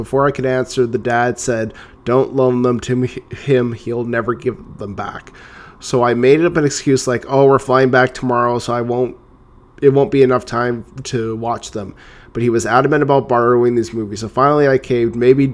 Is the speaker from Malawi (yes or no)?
no; Canada; I'm Canadian